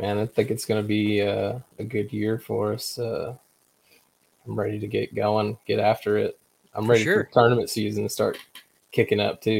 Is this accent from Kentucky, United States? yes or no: yes; Kentucky, United States; also born or lived in Florida / California; So I'm originally from Kentucky, but, I moved around quite a bit. I moved to Florida for a little while.